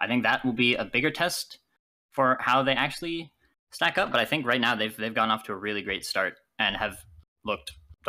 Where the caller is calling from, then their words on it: Hamilton, Ontario, Canada; I'm calling from... Hamilton, Ontario, Canada.